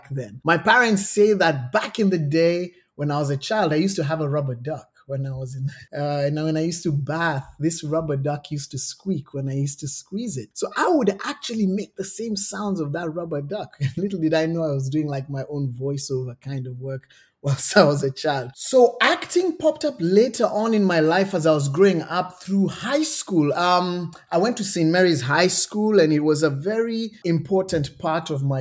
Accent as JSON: {"language": "English", "region": "Nairobi", "country": "Kenya", "moved": "as an adult", "said": "I'm from Nairobi, Kenya."}